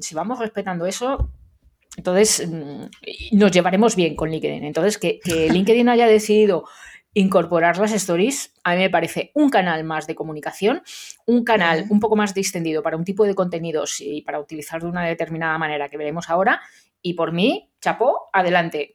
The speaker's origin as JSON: {"language": "Spanish", "town": "Madrid", "region": "Community of Madrid", "country": "Spain", "said": "los madrileños pronunciamos fatal"}